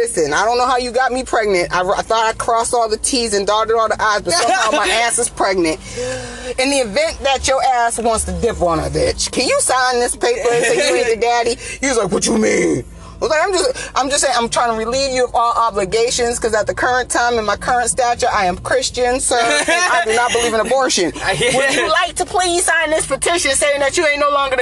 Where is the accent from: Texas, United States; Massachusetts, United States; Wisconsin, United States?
Massachusetts, United States; Boston; I'm from Boston. I am from Boston, Massachusetts, born and raised.